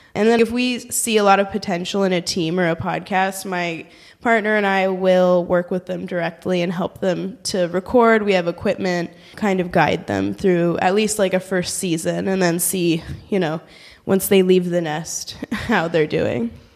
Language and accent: English; San Francisco, California, United States; moved away as an adult; also born or lived in Washington, D.C. / New Zealand; now in Berlin, Germany; I'm from San Francisco, California, or the San Francisco Bay Area